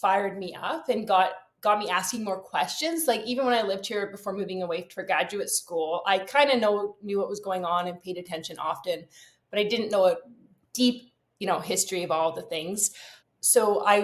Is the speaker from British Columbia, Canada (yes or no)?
yes; Vancouver Island, British Columbia, Canada; now in Port Moody, Canada; And I grew up also in Vancouver Island. So another thing we have in common, we're both from Vancouver Island.